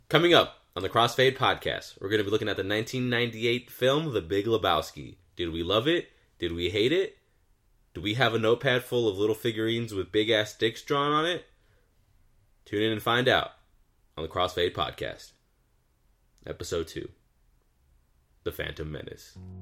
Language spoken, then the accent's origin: English; Southern California, United States; We're from SoCal